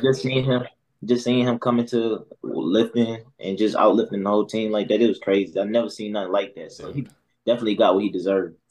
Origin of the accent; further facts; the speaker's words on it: South Carolina, United States; I'm from South Carolina actually.